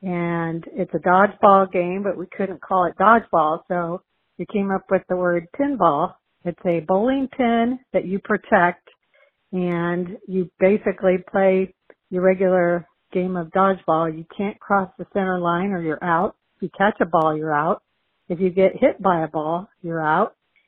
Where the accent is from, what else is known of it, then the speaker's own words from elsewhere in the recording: Plainfield, Illinois, United States; I'm from Plainfield, Illinois.